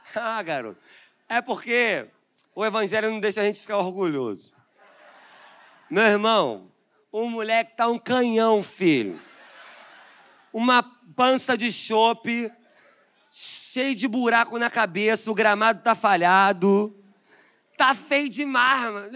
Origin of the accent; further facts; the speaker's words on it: Nova Iguaçu, Rio de Janeiro, Brazil; Eu fui nascido e criado em Rodilândia